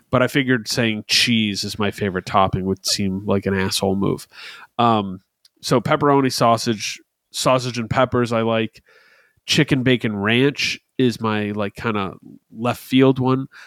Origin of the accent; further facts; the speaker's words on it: New Jersey, United States; we're from New Jersey